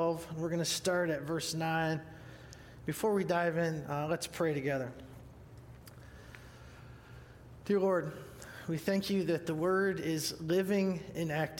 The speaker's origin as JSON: {"language": "English", "town": "Huron", "region": "Ohio", "country": "United States", "tie": "born or raised there", "said": "I'm from Huron, Ohio, H-U-R-O-N, which is near Cedar Point"}